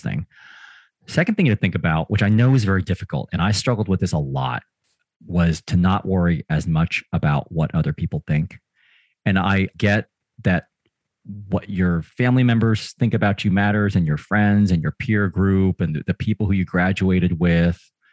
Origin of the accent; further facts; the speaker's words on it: Springfield, Missouri, United States; moved away; I spent most of my childhood in a town called Springfield, Missouri, which is in the Midwest of the United States